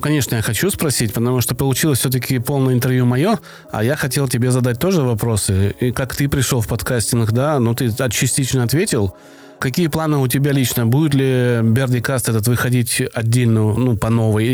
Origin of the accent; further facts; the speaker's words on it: Krasnodar Krai, Russia; accent: Kuban soft g; у меня вот мягкое «г», да, кубанское. Я с Кубани